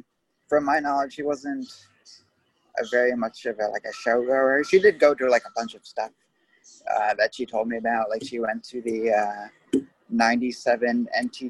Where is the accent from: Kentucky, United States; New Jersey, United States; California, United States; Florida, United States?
New Jersey, United States; Cedar Grove; also born or lived in Caldwell, New Jersey; I'm originally from Cedar Grove, so okay. I've only moved to Caldwell like the last 2 years of high school, so I didn't bother like learning anybody. Like sophomore year was my last year in Cedar Grove